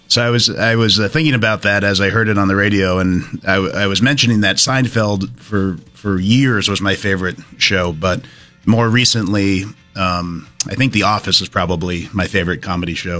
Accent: Brattleboro, Vermont, United States; growing up in Brattleboro

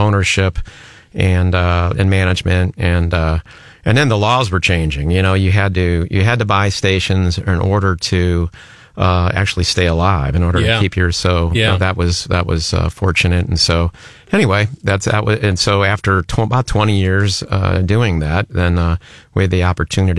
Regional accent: St. Louis, Missouri, United States; now in Columbia, United States; I grew up in St. Louis County. I went to Affton High School

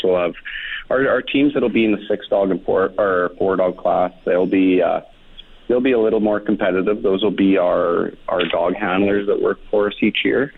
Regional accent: Anzac, Alberta, Canada; born or raised there; moved away

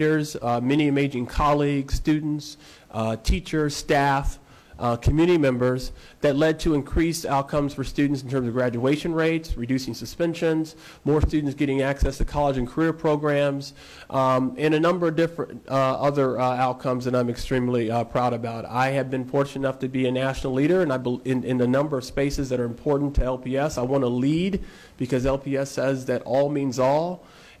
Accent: Lincoln, Nebraska, United States; moved away; also born or lived in Wichita, Kansas; I grew up in Lincoln.

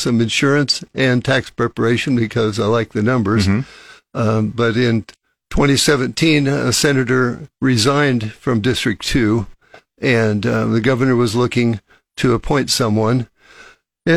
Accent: Elmwood, Nebraska, United States; also born or lived in Lincoln, Nebraska / Kansas City; I was raised in Elmwood, born in Lincoln, and went to high school there

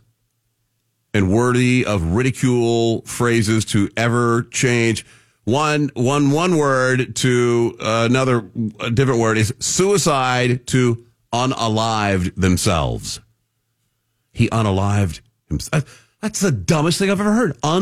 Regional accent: Texas, United States; I'm born and raised in Texas

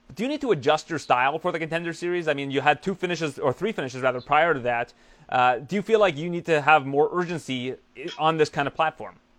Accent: Canada; we're both Canadian

